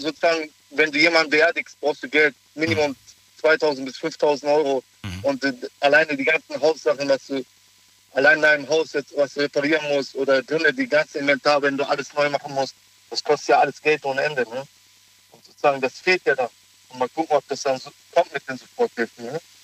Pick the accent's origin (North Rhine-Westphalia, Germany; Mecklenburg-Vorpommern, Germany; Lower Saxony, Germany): North Rhine-Westphalia, Germany; Cologne; ich ja auch selber aus Köln komme